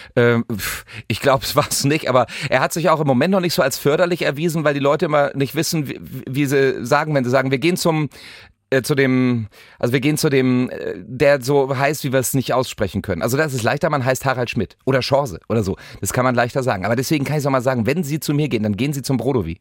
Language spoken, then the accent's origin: German; West Germany, Germany; als Wessi